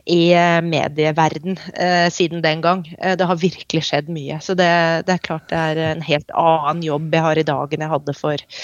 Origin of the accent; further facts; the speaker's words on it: Oslo, Norway; moved away as an adult; also born or lived in North England; now in London, United Kingdom; Jeg vokste opp eh, på Østensjø, eh, ved Østensjøvannet.